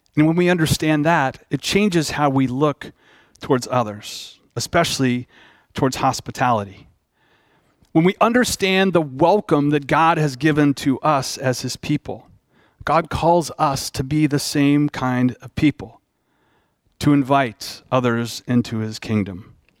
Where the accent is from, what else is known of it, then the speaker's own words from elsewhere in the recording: Dallas, Texas, United States; I grew up in Dallas